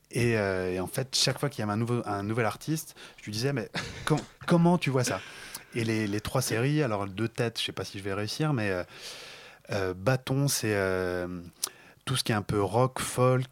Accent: Paris, Île-de-France, France; moved away; also born or lived in Lyon; je viens de Paris à la base

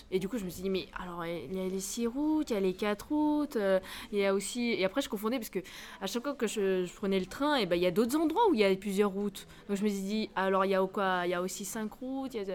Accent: Algeria; now in France; Je suis née en Algérie, j'ai fait mes études en Algérie

